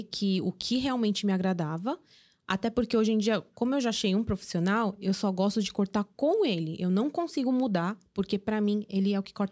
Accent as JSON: {"language": "Portuguese", "country": "South Korea", "said": "Aqui sim, nós somos coreanos e a gente consegue assistir."}